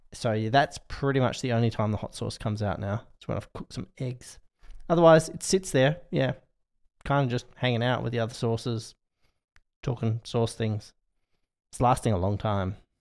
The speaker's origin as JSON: {"language": "English", "country": "Australia", "said": "as an Australian"}